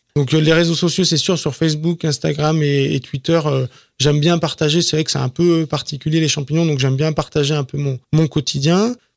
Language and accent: French; Ardèche, Auvergne-Rhône-Alpes, France; also born or lived in Grigny / Lyon; now in Villechenève, France; je suis originaire d'Ardèche